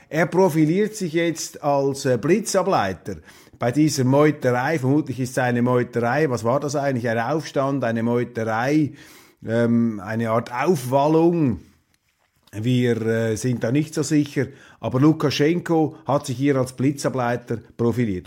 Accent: Switzerland; ich als Schweizer aufwache

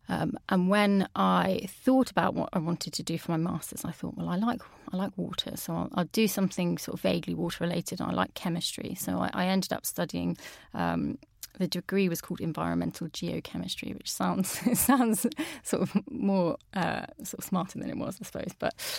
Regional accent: Peterborough, East of England, United Kingdom; So I'm from Peterborough, which is obviously in the Anglian region.

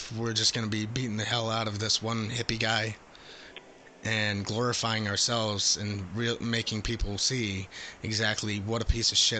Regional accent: England, United Kingdom; Yes. How could you tell? Could you tell by my accent?

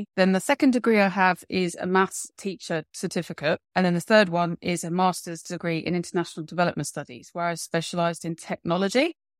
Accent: London, United Kingdom; I actually grew up in London and I still live in London, but along the way, I've managed to live in other places, but London is definitely where my home and heart is.

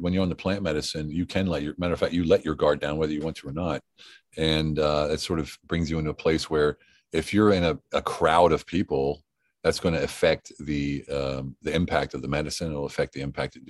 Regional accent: United States; now in Europe; I live in Europe. I'm American.

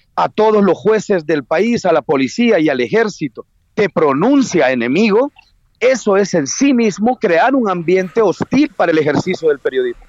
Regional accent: El Salvador

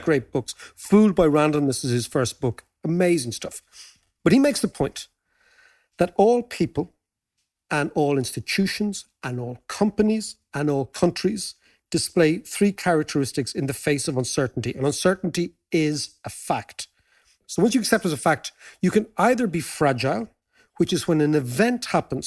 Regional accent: Ireland

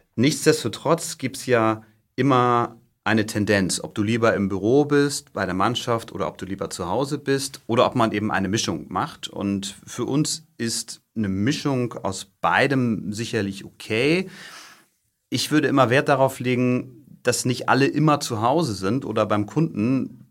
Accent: Stade, Lower Saxony, Germany; moved away as an adult; ich bin in Niedersachsen äh, groß geworden, südlich von Hamburg, in Stade

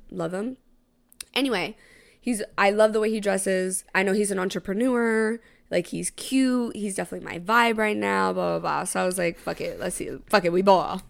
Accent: Tampa, Florida, United States; now in New York, United States; he knows I'm from Tampa.

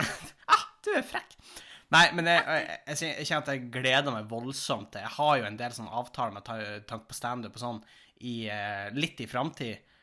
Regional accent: Tjongsfjord, Nordland, Norway; now in Tromsø, Norway; jeg var jo hjemme i Tjongsfjord en tur

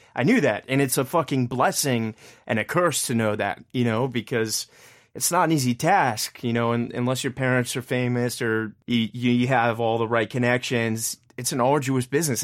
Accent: Richmond, Virginia, United States; moved away as an adult; now in New York City, United States; my hometown flourish, and I got a lot of hometown pride

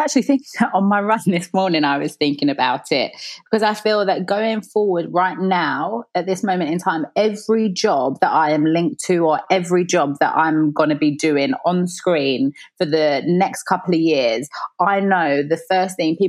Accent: London, United Kingdom; when I think about me growing up, my mum was a single parent.

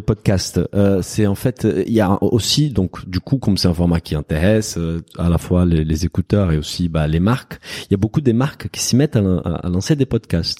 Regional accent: Brazil; French is a second language; moved away; je suis brésilien, donc j'ai moins cette subtilité avec la langue française

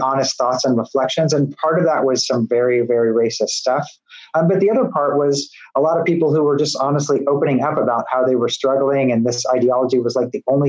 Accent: Midwest, United States; now in Tennessee, United States; I'm a Midwesterner

